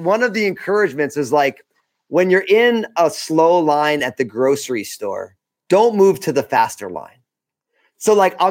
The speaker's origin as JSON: {"language": "English", "region": "New Jersey", "country": "United States", "said": "now I'm from New Jersey."}